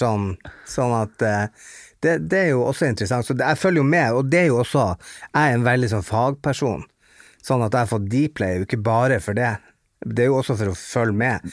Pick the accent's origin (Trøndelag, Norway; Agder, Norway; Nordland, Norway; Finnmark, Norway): Nordland, Norway; Bodø; jeg kommer fra Dogtown, altså Hundstad i Bodø